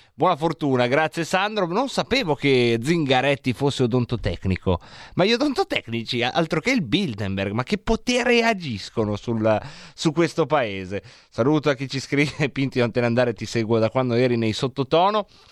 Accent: Varese, Lombardy, Italy; io son cresciuto a Varese

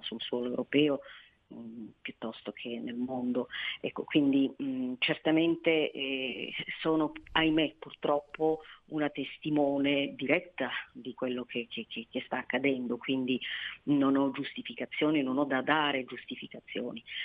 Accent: Somalia; now in Italy; sono somala, eh, ed è quel, sufi, quel sufismo che è sotto attacco da anni nel mio paese

